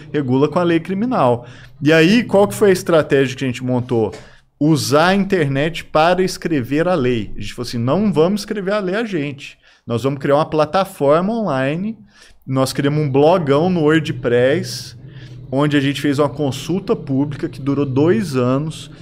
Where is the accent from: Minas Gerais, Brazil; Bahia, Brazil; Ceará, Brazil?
Minas Gerais, Brazil; Araguari; quando eu nasci, era criança aqui em Araguari